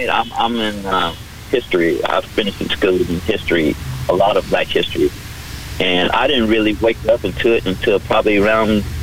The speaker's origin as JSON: {"language": "English", "region": "the South", "country": "United States", "tie": "born or raised there", "said": "I live sure in the South area. I was raised in the South area."}